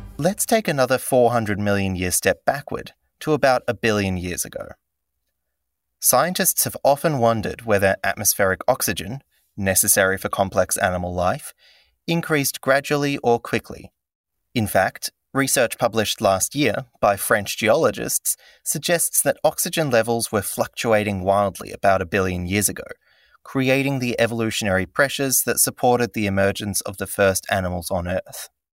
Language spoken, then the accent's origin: English; Cyprus; I was born in Cyprus to a biologist and an architect